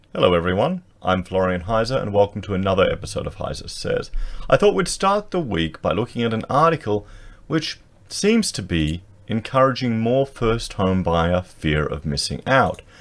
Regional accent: Australia

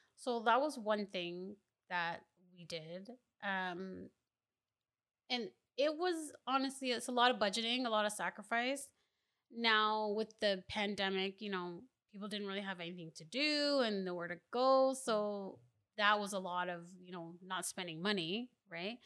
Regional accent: Mississauga, Ontario, Canada; also born or lived in Ottawa, Ontario; we moved to Mississauga, Ontario

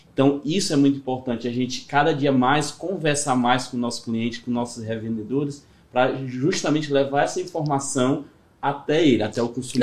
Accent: Ceará, Brazil; sou do Ceará mesmo

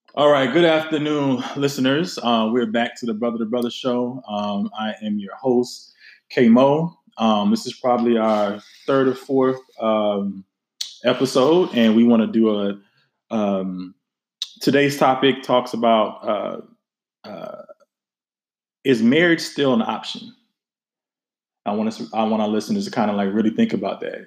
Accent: the South, United States; I am from the South

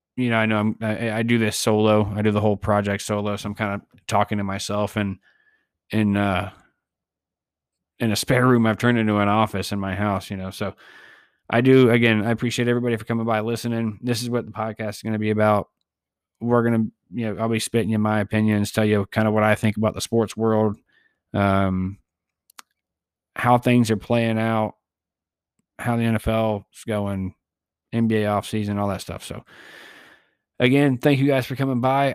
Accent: Tampa, Florida, United States; moved away; I'm originally from the Tampa Bay area

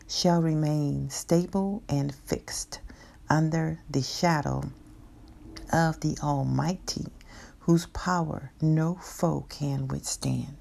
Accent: Texas, United States; my home state of Texas

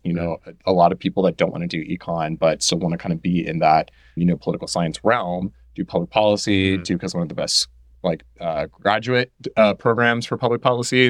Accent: Houston, Texas, United States; I'm a native born Houstonian. Mm-hmm. So I lived here my whole life. Mm-hmm. I grew up in near North Side

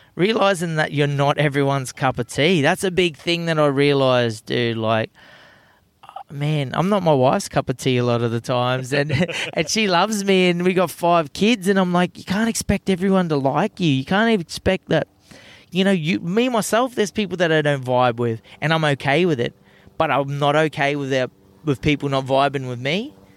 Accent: Australia; turned into the most Aussiest person ever when I go overseas.

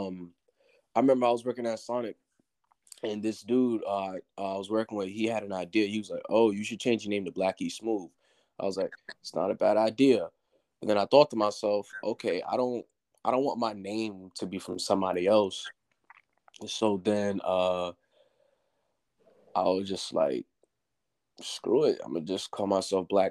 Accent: Beaufort, South Carolina, United States; also born or lived in Far Rockaway, New York / Cleveland, Ohio; I lived in South Carolina for most of my life, but originally, January 25th, 2001, I was born in Far Rockaway, New York.

